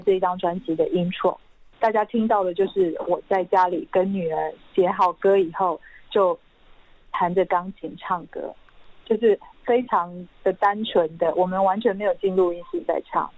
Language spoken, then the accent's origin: Chinese; Linluo, Pingtung County, Taiwan; first language Hakka; Chinese is a second language; now in Taipei, Taiwan; 我是屏东林洛乡的客家人，我从小在，我从五岁开始就在客家村长大